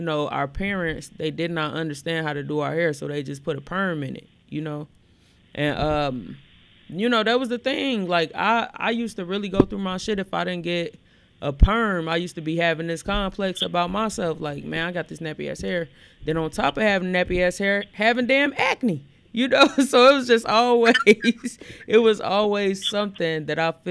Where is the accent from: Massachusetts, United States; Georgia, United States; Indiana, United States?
Indiana, United States; Gary; also born or lived in Elkhart, Indiana; I grew up, you know, in Elkhart and I grew up in Gary